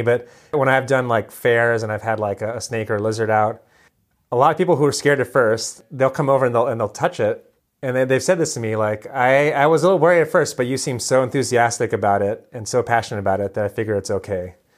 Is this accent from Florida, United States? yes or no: no; Hawaii, United States; moved away as an adult; also born or lived in Western Massachusetts; growing up in Hawaii